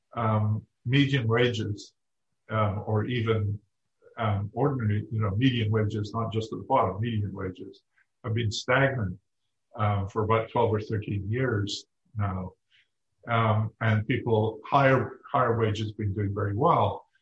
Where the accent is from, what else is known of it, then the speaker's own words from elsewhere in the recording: United Kingdom; moved away; I grew up in Britain at a time when unions were not widely liked